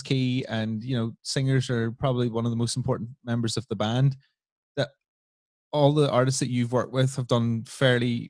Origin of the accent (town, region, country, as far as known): Northern Ireland, United Kingdom